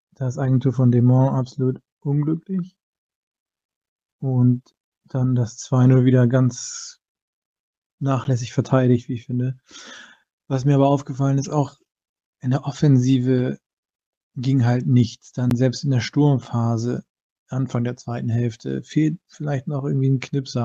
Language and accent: German; Bremen, Germany; now in Hamburg, Germany; bin gebürtiger Bremer